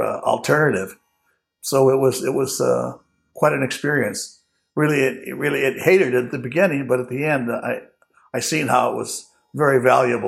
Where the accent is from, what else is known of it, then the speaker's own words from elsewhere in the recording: Long Beach, California, United States; also born or lived in Los Angeles, California; Born in Los Angeles, but raised in Long Beach